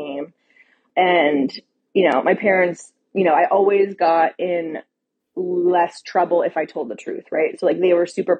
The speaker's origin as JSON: {"language": "English", "area": "a small town in New England", "region": "Massachusetts", "country": "United States", "said": "I'm from a really small town in New England"}